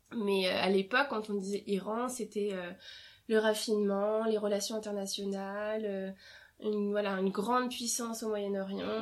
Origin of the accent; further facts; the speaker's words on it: France; first language French; je suis née en France et j'ai grandi en France donc ma langue maternelle c'est le français